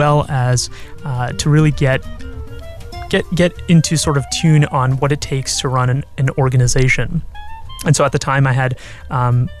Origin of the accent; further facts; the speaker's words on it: Bay Area, California, United States; moved away as an adult; also born or lived in Virginia; now in Irvine, United States; I'm originally from the Bay Area, and I went to college in Virginia